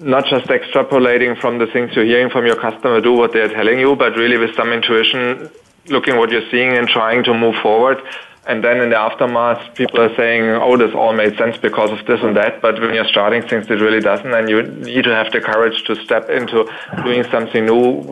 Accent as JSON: {"language": "English", "region": "Berlin", "country": "Germany", "said": "I'm just calling from Berlin. That's my home place"}